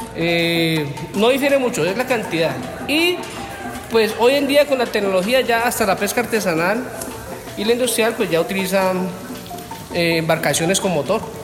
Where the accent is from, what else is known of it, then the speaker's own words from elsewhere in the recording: Colombia; a pesar de que yo soy de raíces asiáticas, obviamente nací en Colombia